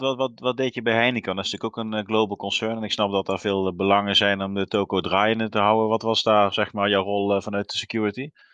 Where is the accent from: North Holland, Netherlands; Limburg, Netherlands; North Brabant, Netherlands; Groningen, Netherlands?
Limburg, Netherlands; South; ik kom ook uit Zuid-Limburg